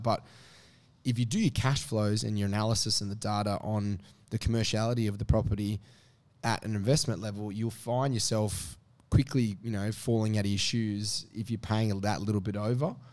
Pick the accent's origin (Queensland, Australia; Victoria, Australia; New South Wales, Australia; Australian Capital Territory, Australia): New South Wales, Australia; Sydney; I grew up in the Northwest